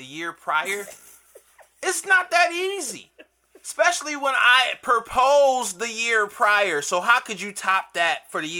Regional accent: Cleveland, Ohio, United States; moved away; I'm from Cleveland.

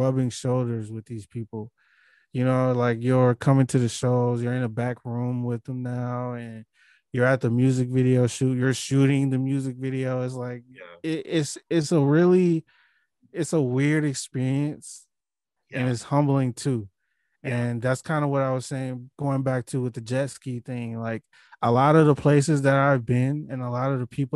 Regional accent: Milwaukee, Wisconsin, United States; I'm from a place like Milwaukee

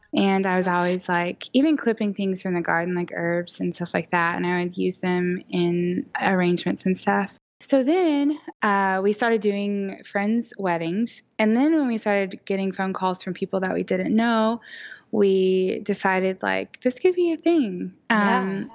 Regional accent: Oklahoma City, Oklahoma, United States; am from Oklahoma City. Uh, born and raised. I've never lived anywhere else

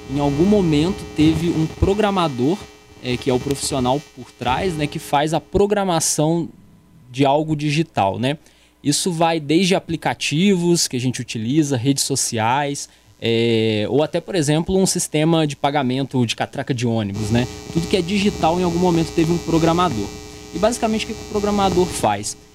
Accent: São João, Brazil; É, Leonardo, é, eu sou aqui de São João, natural de São João.

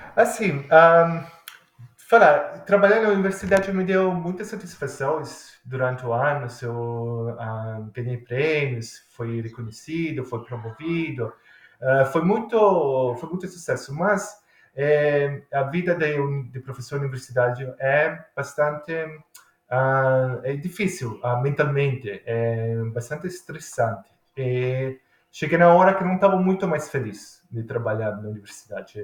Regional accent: Milan, Lombardy, Italy; Portuguese is a second language; now in Australia; licor que é feito na minha cidade, em Milão

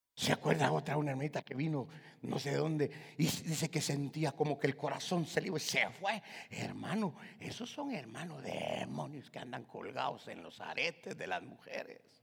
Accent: Guatemala; moved away; yo soy de Guatemala

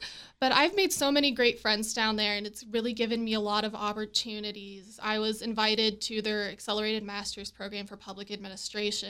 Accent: Berkeley County, West Virginia, United States; moved away as an adult; also born or lived in Alabama; I'm originally from Berkeley County

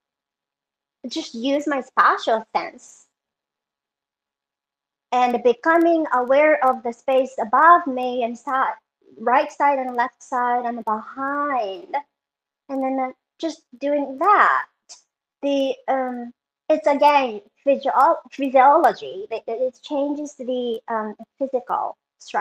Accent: Japan; moved away; I was born and raised in Japan

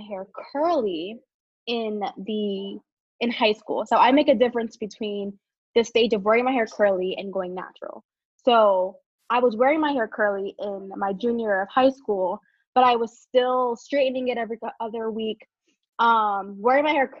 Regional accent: New York City, New York, United States; moved away as an adult; now in Pisa, Italy; I'm from Brooklyn, New York, but I'm currently residing in Pisa, Italy

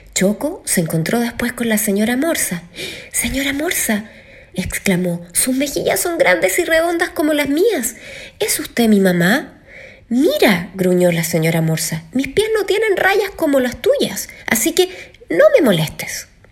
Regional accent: Chile; soy cantante chilena

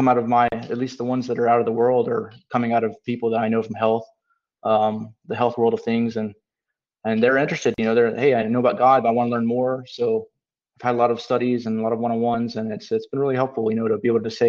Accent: Canada; I'm from Canada

